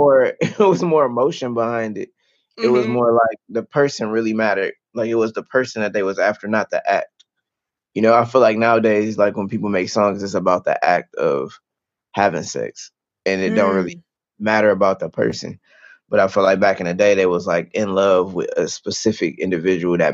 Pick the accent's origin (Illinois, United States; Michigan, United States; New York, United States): Michigan, United States; Detroit; My parents used to listen to a lot of Motown artists because I'm from Detroit.